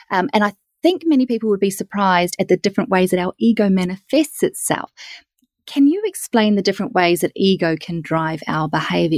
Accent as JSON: {"language": "English", "country": "New Zealand", "said": "I'm from New Zealand"}